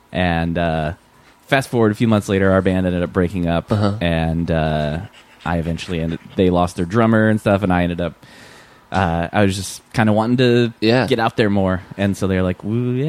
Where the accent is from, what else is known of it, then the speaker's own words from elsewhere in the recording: Michigan, United States; moved away; also born or lived in Virginia / Minnesota; I grew up in Michigan originally, then I lived in Virginia for a long time, and I was living in Virginia